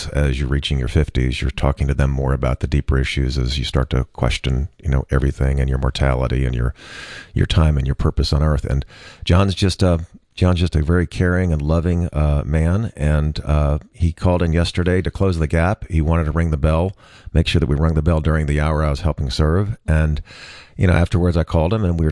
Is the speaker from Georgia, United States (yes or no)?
yes; Dunwoody, Georgia, United States; as a kid growing up in Dunwoody